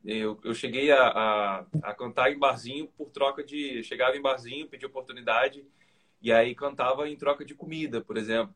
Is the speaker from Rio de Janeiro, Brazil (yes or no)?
yes; Mesquita, Rio de Janeiro, Brazil; also born or lived in Niterói / Recreio dos Bandeirantes, Rio de Janeiro; now in Rio de Janeiro, Brazil; eu não nasci em Niterói. Eu fui criado eu, né, da minha adolescência para adolescência fase adulta. Eu fui morar em Niterói, mas eu nasci na cidade de Mesquita, na, na, na, Baixada Fluminense do Rio de Janeiro